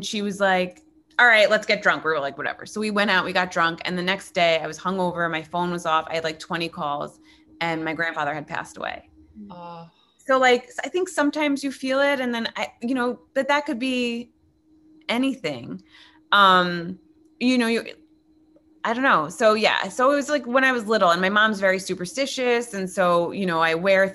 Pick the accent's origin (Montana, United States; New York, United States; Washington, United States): New York, United States; now in Los Angeles, United States; I'm a New Yorker.